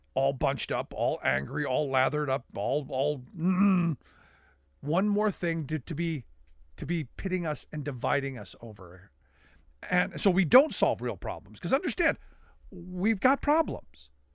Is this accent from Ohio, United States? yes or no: yes; Cleveland, Ohio, United States; growing up in Cleveland.